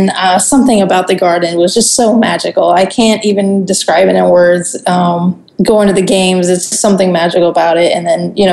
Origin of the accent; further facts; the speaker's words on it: Germany; also born or lived in Puerto Rico; Yeah, I so yeah, I grew up in Germany because my dad uh, my dad joined the army when I was really young. Um, I was born in Puerto Rico, and then we moved real quick to Germany.